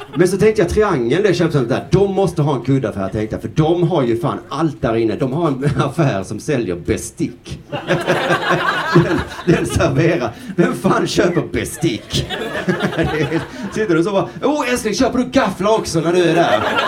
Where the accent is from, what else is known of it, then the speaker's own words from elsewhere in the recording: Sweden; Vi i Sverige